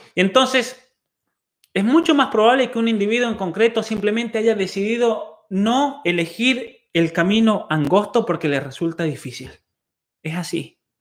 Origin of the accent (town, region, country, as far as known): Argentina; born or raised there; also born or lived in Germany